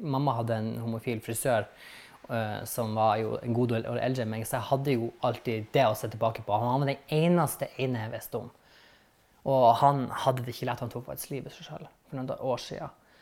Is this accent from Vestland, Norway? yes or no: no; Vestvågøy, Nordland, Norway; accent: northern; now in Bergen, Norway; Jeg er fra Vakfjell, Lofoten. Eh, en plass eller en i kommunen som heter Vestvågøy, som er midt imellom Å og Svolvær. Så midt byen der. Der er 11 000 innbyggere, og jeg var vokst opp på en plass